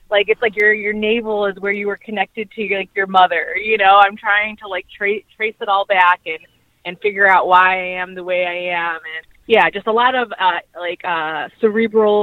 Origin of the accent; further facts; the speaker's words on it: Cleveland, Ohio, United States; I'm from Cleveland, Ohio.